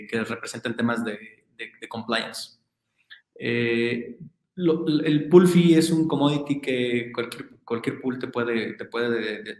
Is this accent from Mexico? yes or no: yes; Mexico; como buen mexicano